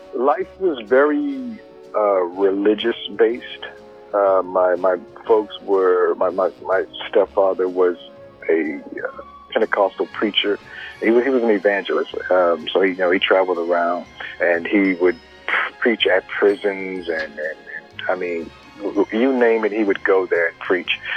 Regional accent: Spring, Texas, United States; growing up in Spring, Texas

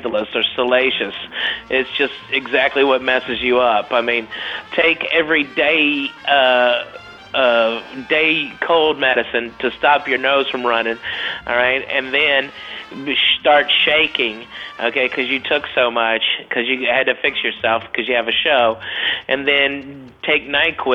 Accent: Arkansas, United States; in Arkansas where I grew up

